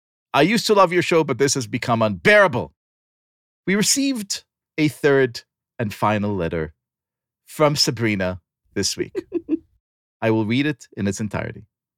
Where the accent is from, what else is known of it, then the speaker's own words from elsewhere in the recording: Brussels, Brussels-Capital Region, Belgium; I come from Brussels, and there are definitely problems there. But we have a vibrant community that is largely supportive of Israel.